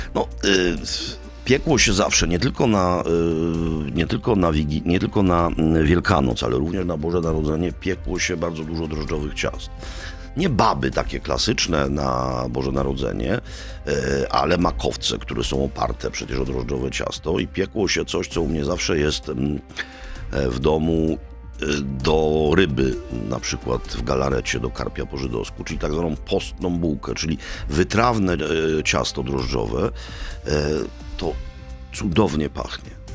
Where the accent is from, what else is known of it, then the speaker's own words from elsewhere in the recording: Kraków, Lesser Poland, Poland; u nas w Krakowie